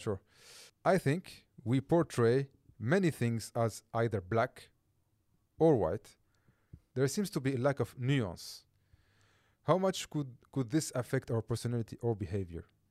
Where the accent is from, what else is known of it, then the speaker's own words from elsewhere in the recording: Corsica, France; English is a second language; moved away; also born or lived in Calvi; where I grew up in Corsica